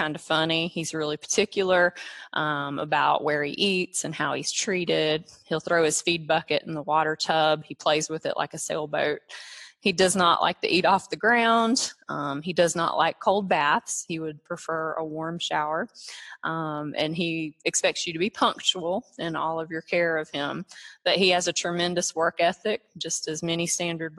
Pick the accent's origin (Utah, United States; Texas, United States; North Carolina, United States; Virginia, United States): North Carolina, United States; I'm from North Carolina.